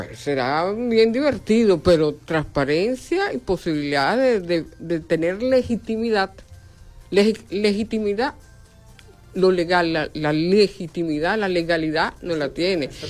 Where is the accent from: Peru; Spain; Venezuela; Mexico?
Venezuela; nosotros como venezolanos